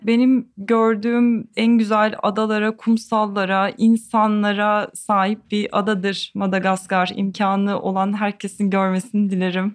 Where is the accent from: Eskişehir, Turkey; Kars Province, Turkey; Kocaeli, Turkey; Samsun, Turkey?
Eskişehir, Turkey; now in Istanbul, Turkey; ikincisi Eskişehir diyeceğim. Ee, kendi memleketim olduğu için.